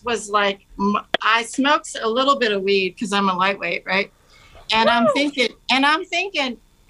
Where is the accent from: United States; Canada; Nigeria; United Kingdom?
United States; California; also born or lived in Seattle, Washington; now in Missoula, United States; I'm from California